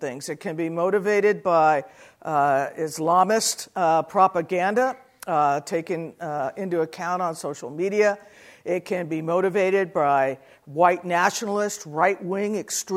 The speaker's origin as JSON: {"language": "English", "region": "New Mexico", "country": "United States", "tie": "born or raised there", "also_born_or_lived": "Arizona", "moved": "as an adult", "said": "I grew up in New Mexico. I spent the bulk of my adult life in Arizona"}